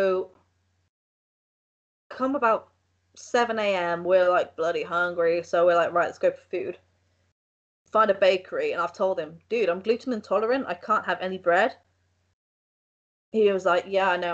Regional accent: England, United Kingdom; I'm from England

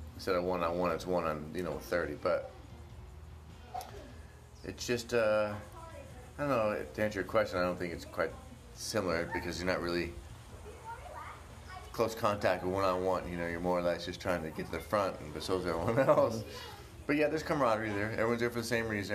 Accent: Oklahoma, United States; growing up in Oklahoma

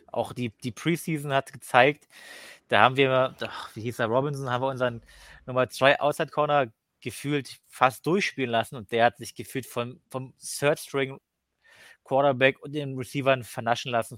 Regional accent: Cottbus, Brandenburg, Germany; Ich komme aus Cottbus, also das ist so kurz vor Polen

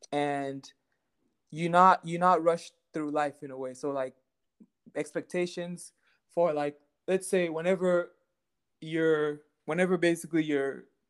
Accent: Texas, United States; I mean, I grew up in Texas playing a lot of soccer.

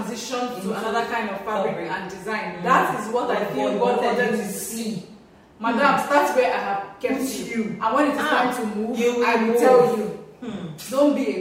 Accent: Nigeria; also born or lived in Ghana

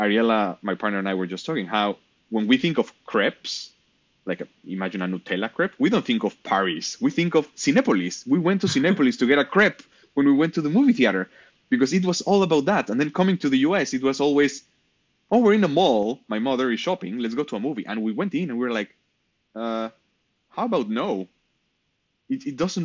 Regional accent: Mexico; now in San Francisco Bay Area, United States; I'm from Mexico.

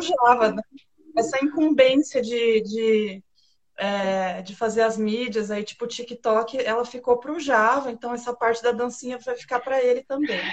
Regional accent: Italy; como boa italiana

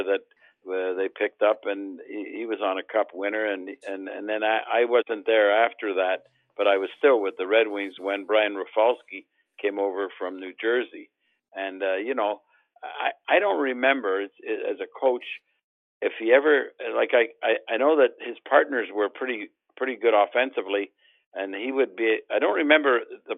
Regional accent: Montreal, Quebec, Canada; I grew up in Montreal with Doug Harvey

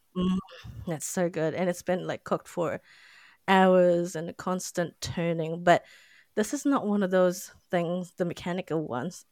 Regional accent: Philippines; now in New Zealand; I'm not from New Zealand so yeah I'm from the Philippines

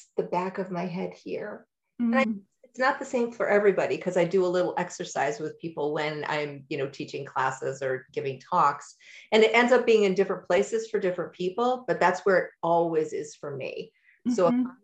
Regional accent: New York, United States; also born or lived in Durham, North Carolina / Massachusetts; now in Asheville, United States; I grew up in New York, and then I lived in Massachusetts until my children launched.

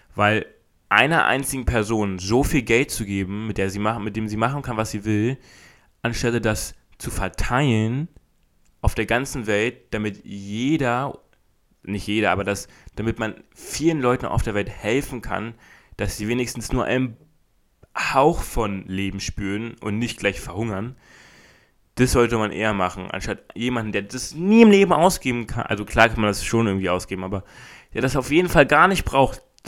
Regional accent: Berlin, Germany; bei uns in Berlin

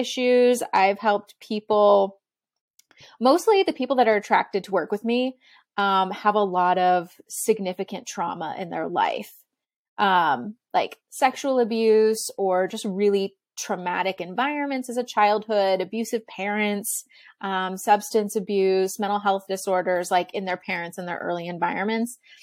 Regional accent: Texas, United States; I grew up in Texas and, like, Southern United States

